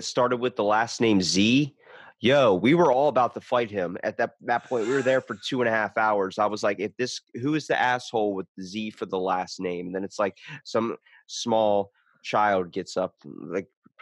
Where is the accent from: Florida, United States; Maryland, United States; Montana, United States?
Maryland, United States; Ocean City; I'm the only one in my family besides my brother that was born and raised in Ocean City, Maryland